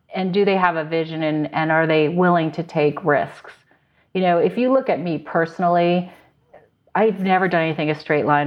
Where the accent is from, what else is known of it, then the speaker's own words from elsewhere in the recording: Connecticut, United States; also born or lived in New York / Silicon Valley; now in San Luis Obispo, United States; I grew up in Connecticut